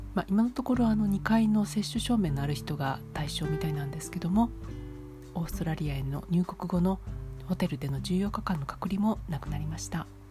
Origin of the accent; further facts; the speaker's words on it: Kansai, Japan; moved away; also born or lived in Kanto; 私は関西出身なので